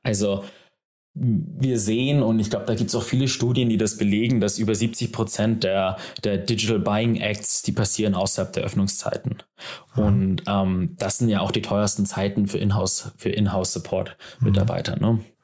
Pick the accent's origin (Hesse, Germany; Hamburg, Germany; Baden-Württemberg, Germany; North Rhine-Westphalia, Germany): Hamburg, Germany; gebürtiger Hamburger